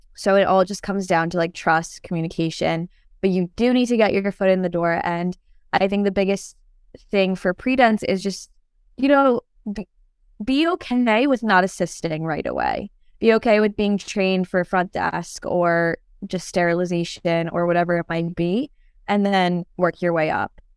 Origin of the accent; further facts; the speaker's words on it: New York, United States; also born or lived in Turkey; I was actually born in Turkey, but I grew up in New York, so, um, I've been in New York for the past, like, twenty, twenty years now